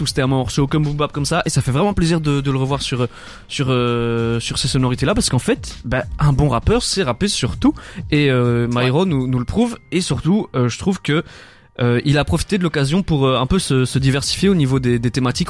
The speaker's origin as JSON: {"language": "French", "town": "Namur", "region": "Wallonia", "country": "Belgium", "said": "je, viens de Namur"}